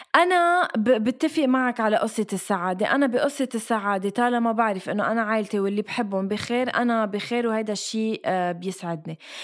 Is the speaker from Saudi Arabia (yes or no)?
no; Lebanon; moved away as an adult; now in Dubai, United Arab Emirates; اني جيت من لبنان من المصايب اللي فيه وجيت على دبي